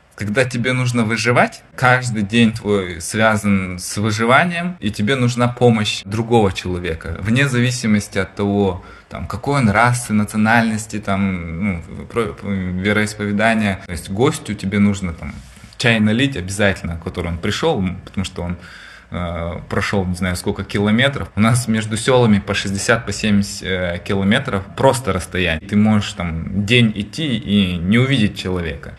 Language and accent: Russian; Kalmykia, Russia; moved away as an adult; я родом из Калмыкии